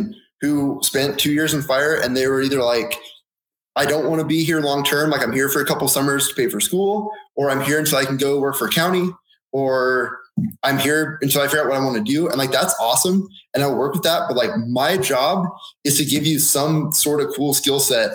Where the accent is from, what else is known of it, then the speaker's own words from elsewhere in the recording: Oregon, United States; moved away as an adult; also born or lived in Southern California; growing up in Oregon